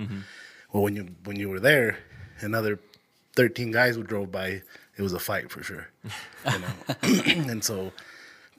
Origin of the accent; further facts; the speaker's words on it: Idaho Falls, Idaho, United States; Born and raised here in Idaho Falls